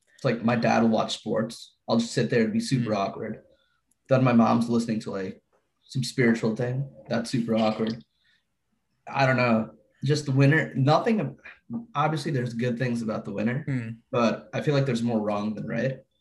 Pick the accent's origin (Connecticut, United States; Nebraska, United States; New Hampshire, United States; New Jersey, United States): New Jersey, United States; we're from Jersey